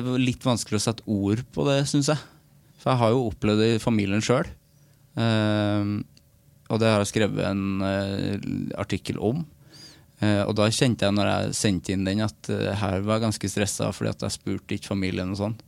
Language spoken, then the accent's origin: Norwegian; Namdalen, Trøndelag, Norway; moved away; min lokalavisa hjemme i Namdalen